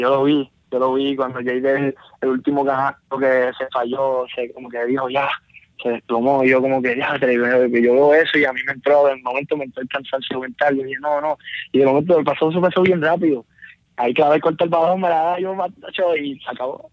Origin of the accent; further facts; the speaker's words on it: Bayamón, Puerto Rico; porque soy de Bayamón